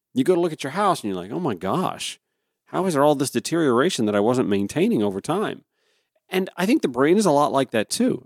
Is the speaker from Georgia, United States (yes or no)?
yes; Augusta, Georgia, United States; moved away; back in my hometown of Augusta